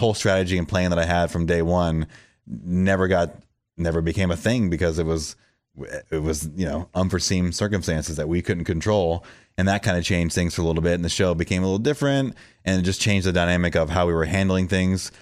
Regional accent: Florida, United States; moved away as an adult; also born or lived in San Francisco, California; now in Nashville, United States; I was born and raised in Florida, but I became a man in California because that's where I moved there in my early twenties

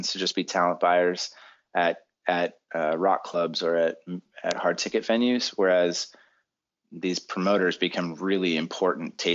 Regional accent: Boston, Massachusetts, United States; now in California, United States; when I moved, I was I'm from Boston. Maybe typical masshole.

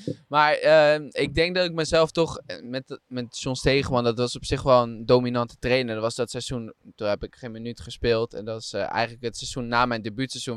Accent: Diepenveen, Overijssel, Netherlands; ik kom uit Diepenveen, dat is gemeente Deventer

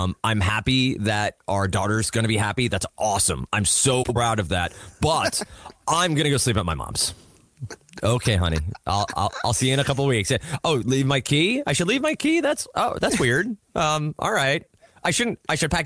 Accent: New Jersey, United States; born or raised there

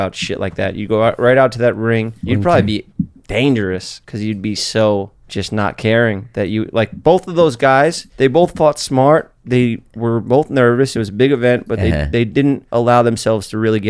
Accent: New York City, New York, United States; also born or lived in Staten Island; I grew up in New York City.

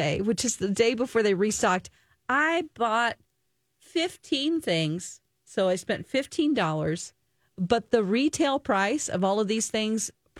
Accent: the Ozarks, United States; accent: Ozarks; My Ozarks accent.

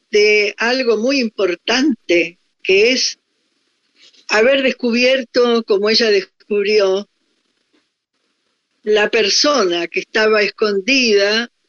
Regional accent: Argentina; moved away as an adult; also born or lived in Paris, France; yo soy una, mujer argentina, me miren donde me miren, me toquen donde me toquen.

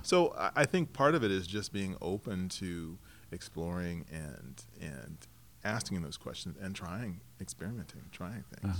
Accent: Lakewood, Colorado, United States; now in Portland, United States; I grew up in Denver, suburb of Denver, mm-hmm. Colorado, mm-hmm. in Lakewood

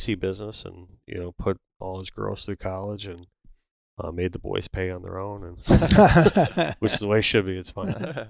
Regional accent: North Lauderdale, Florida, United States; I grew up in North Lauderdale, on the corner of Kimberly and Rock Island.

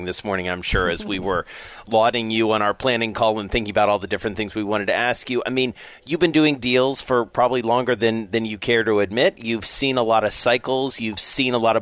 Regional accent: the South, United States; I say that as a Southerner

